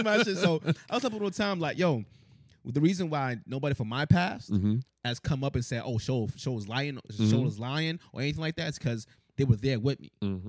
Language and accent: English; Boston, Massachusetts, United States; where I grew up in Mission and everything